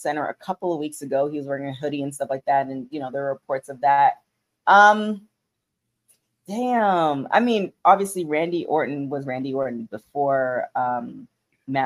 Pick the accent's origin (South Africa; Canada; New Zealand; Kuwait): Canada; I'm Canadian, so Thanksgiving is in October